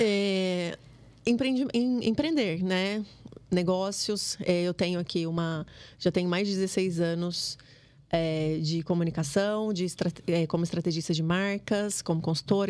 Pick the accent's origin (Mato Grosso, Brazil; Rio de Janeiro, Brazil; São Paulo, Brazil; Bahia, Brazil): Mato Grosso, Brazil; moved away as an adult; also born or lived in Lagoa Santa, Minas Gerais; eu sou matogrossense